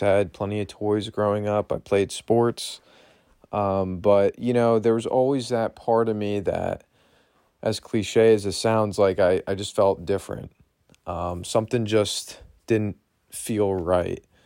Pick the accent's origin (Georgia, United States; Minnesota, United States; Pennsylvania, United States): Pennsylvania, United States; Berks County; I was born and raised here in Berks County, Pennsylvania